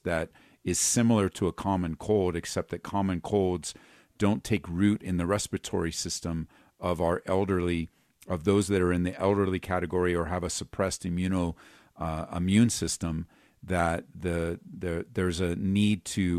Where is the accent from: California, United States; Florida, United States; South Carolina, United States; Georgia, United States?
California, United States; because, like, I came from Southern California.